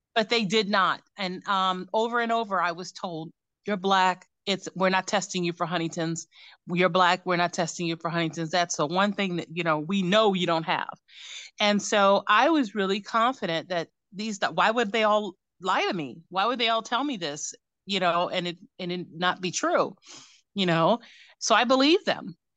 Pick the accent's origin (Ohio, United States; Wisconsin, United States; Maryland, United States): Ohio, United States; Cleveland; moved away; also born or lived in New York; I am from Ohio, born and raised in Cleveland